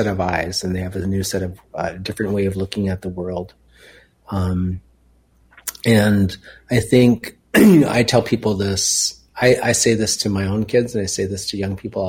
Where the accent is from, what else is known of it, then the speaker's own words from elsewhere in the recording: Minneapolis, Minnesota, United States; moved away as an adult; also born or lived in West Coast; growing up in South Minneapolis and being in boarding school